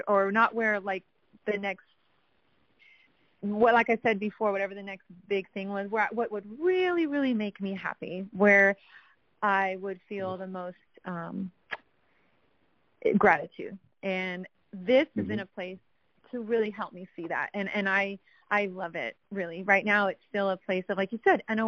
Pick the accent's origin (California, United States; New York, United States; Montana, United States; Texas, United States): Texas, United States; San Antonio; now in Austin, United States; I'm originally from San Antonio